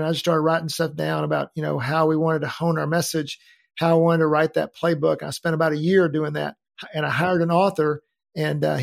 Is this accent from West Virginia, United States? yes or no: no; Denton, Texas, United States; iconic building uh, in downtown Denton.